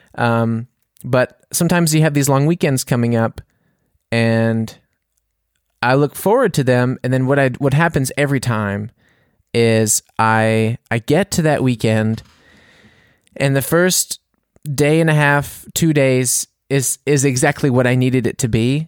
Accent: United States; now in Bavaria, Germany; I'm American

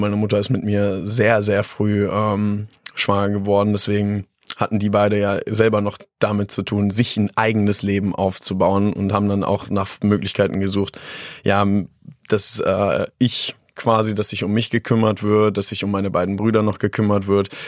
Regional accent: Hattorf am Harz, Lower Saxony, Germany; now in Göttingen, Germany; Aufgewachsen bin ich tatsächlich in Hattorf am Harz

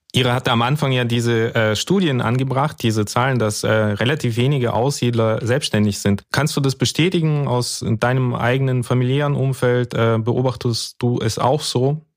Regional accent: Karaganda Region, Kazakhstan; now in Germany; also im Prinzip wie ich auch. Ich bin da, äh, habe da auch meine Kindheit verbracht

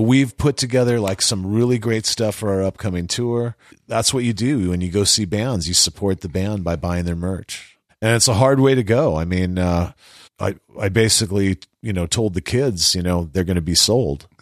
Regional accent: California, United States; I'm from California

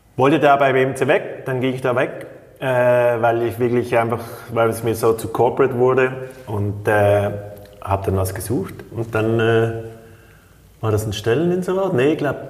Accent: Switzerland; als Schweizer

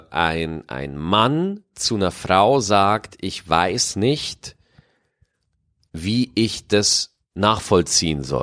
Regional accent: Germany; Ich bin 24 Jahre, in Deutschland geboren und aufgewachsen.

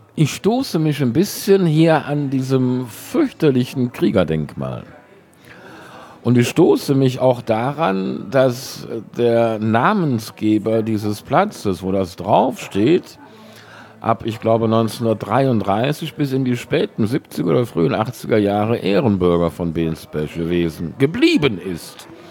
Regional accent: Cologne, North Rhine-Westphalia, Germany; Der Herr Urbach ist ein Schelsig-Gewächs, genauso wie ich

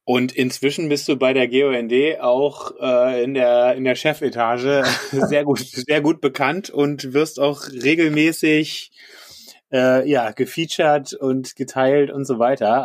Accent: Berlin, Germany; now in Düsseldorf, Germany; ich bin eigentlich aus Berlin

